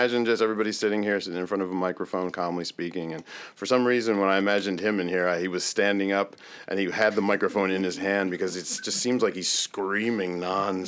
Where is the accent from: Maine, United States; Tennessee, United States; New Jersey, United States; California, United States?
New Jersey, United States; moved away as an adult; now in Florida, United States; I was in New Jersey until I was 18, then I joined the Air Force, and then left New Jersey and saw the rest of the world